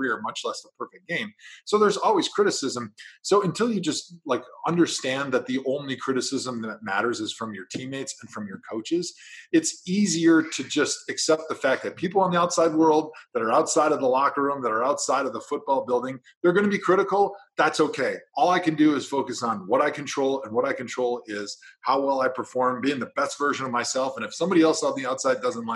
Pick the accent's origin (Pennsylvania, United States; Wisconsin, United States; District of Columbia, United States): Wisconsin, United States; moved away as an adult; also born or lived in Cleveland, Ohio; I grew up in Wisconsin, went to Wisconsin. So this was going to be my first foray into moving outside of the state of Wisconsin